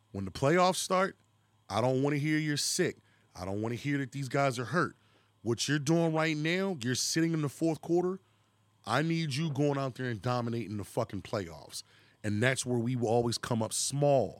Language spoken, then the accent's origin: English; Philadelphia, Pennsylvania, United States; we're from Philadelphia, 'cause we say ball